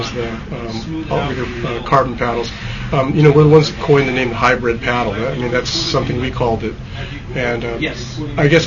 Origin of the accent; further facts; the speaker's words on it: Hawaii, United States; now in Bend, United States; because we're both from Hawaii